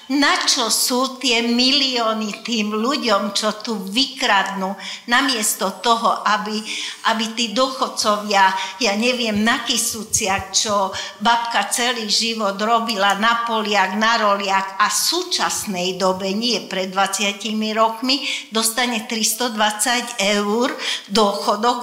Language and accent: Slovak; Dunajská Streda, Trnava Region, Slovakia; first language Hungarian; Slovak is a second language; moved away as an adult; now in Žilina, Slovakia; ja som z Dunajskej stredy, aj mám tam dodnes do rodičovský e, byt